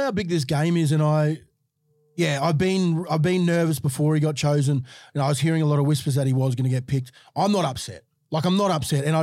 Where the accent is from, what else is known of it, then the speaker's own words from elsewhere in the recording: Queensland, Australia; as a Queenslander